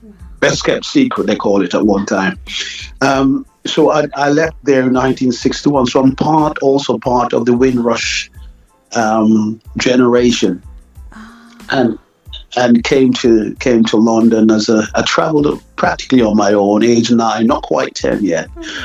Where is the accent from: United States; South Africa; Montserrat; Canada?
Montserrat; now in United Kingdom; Well, I am originally from Montserrat in the Caribbean, tiny island.